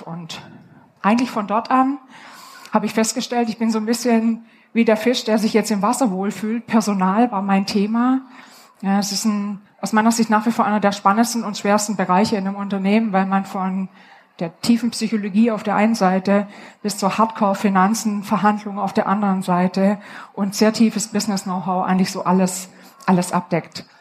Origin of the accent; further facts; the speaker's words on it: Upper Swabia, Baden-Württemberg, Germany; Ich komme aus dem Oberschwäbischen